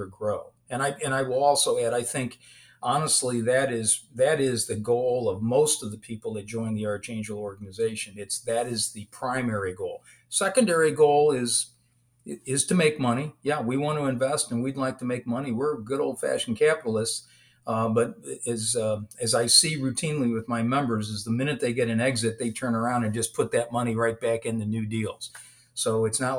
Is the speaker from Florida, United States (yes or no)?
no; St. Louis, Missouri, United States; moved away as an adult; also born or lived in East Coast; I grew up here in the St. Louis area